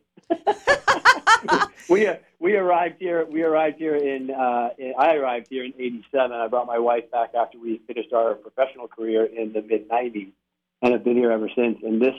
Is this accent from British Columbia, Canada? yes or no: yes; Victoria, British Columbia, Canada; Western Canada, Victoria, British Columbia.